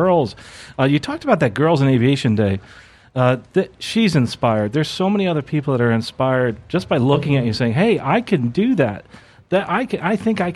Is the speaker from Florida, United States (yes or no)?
yes; Lakeland, Florida, United States; I'm from Lakeland. I live here at the end of the runway